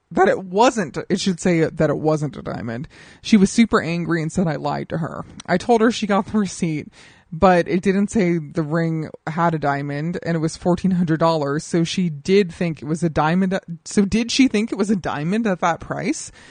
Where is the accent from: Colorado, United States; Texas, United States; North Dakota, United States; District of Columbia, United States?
Colorado, United States; now in Los Angeles, United States; I grew up in Colorado